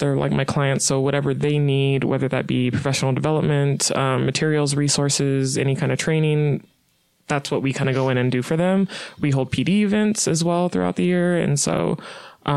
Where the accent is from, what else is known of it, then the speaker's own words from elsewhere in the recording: Tulare, California, United States; moved away as an adult; now in Utah, United States; I am from California, Tulare, California. That is a little small farm town